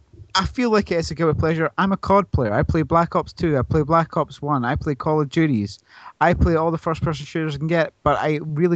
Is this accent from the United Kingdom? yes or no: yes; Glasgow, Scotland, United Kingdom; I'm Glaswegian